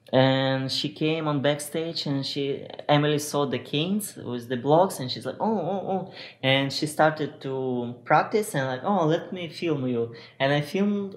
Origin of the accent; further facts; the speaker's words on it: Ukraine; English is a second language; moved away as an adult; get out from my country, because I'm from Ukraine